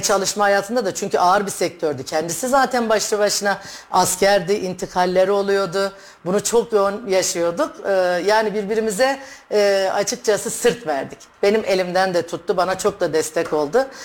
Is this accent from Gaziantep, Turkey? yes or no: yes; Gaziantep, Turkey; moved away as an adult; also born or lived in Istanbul; now in Kayseri, Turkey; Gaziantep doğumluyum. Hı hı. İlk orta ve lise tahsilimi Gaziantep'te tamamladım.